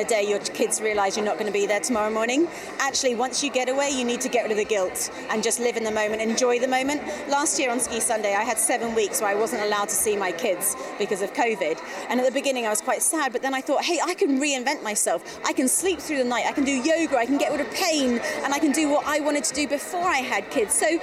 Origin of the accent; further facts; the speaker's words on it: London, United Kingdom; I'm from London